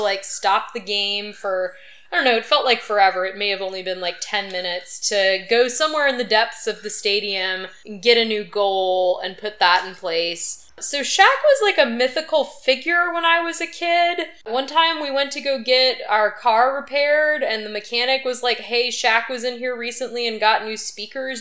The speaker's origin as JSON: {"language": "English", "town": "Baton Rouge", "region": "Louisiana", "country": "United States", "tie": "born or raised there", "said": "I grew up in the Baton Rouge area"}